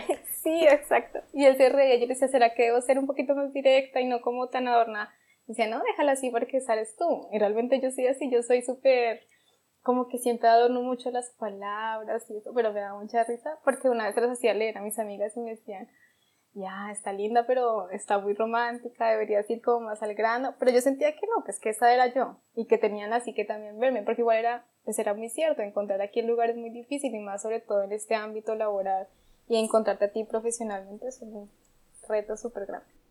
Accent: Bogotá, Colombia; moved away as an adult; also born or lived in Popayán, Cauca, Colombia; now in Germany; yo soy de Popayán, es una ciudad al sur de Colombia, pero desde los 8 años eh, vivo en Bogotá, o no, viví en Bogotá

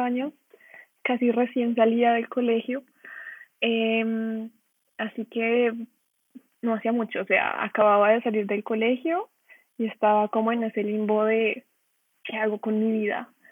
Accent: Colombia; moved away as an adult; now in Dortmund, Germany; Yo soy de Colombia

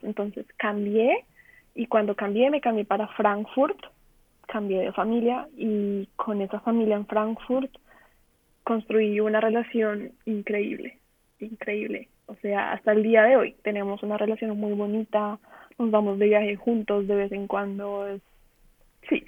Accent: Colombia; moved away as an adult; now in Dortmund, Germany; Yo soy de Colombia

